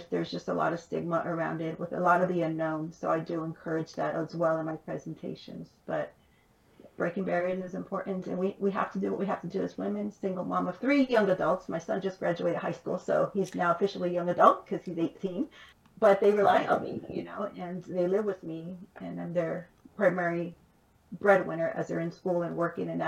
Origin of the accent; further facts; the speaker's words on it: Los Angeles, California, United States; I grew up in East LA, East Los Angeles. I was born. I moved more than 25 times before I completed high school, went to nine different schools.